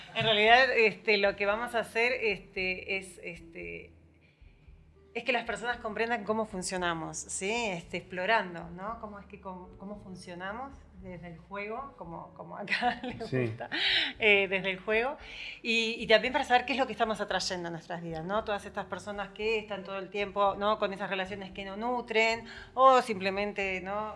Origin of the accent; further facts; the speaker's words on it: Buenos Aires, Argentina; also born or lived in San Javier; now in Villa Dolores, Argentina; soy de Buenos Aires